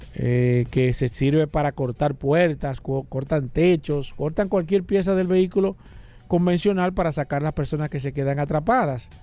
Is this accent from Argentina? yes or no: no; Dominican Republic; nosotros como República Dominicana